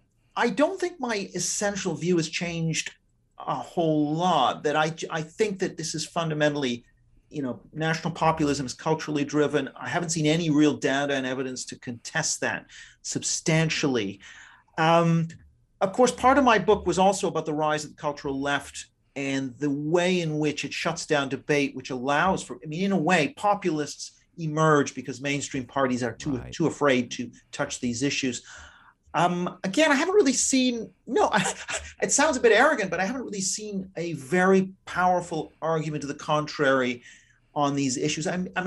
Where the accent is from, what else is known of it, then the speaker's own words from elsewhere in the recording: Vancouver, British Columbia, Canada; also born or lived in Japan; I grew up, I'm Canadian. I grew up a lot abroad in Japan, for example.